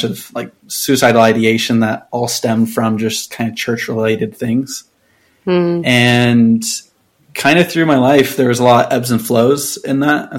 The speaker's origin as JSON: {"language": "English", "town": "Houston", "region": "Texas", "country": "United States", "tie": "born or raised there", "moved": "yes", "lives_now": "Utah, United States", "said": "I live in Utah. I grew up in Houston."}